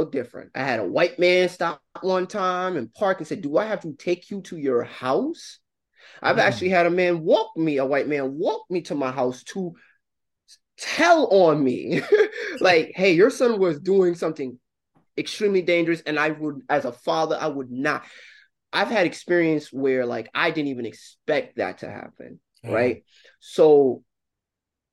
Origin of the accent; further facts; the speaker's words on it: New York City, New York, United States; Growing up in New York City